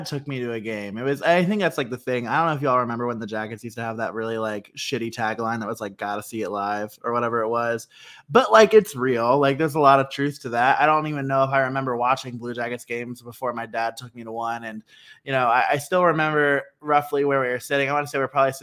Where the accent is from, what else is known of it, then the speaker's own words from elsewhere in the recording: Columbus, Ohio, United States; never having a team like in my hometown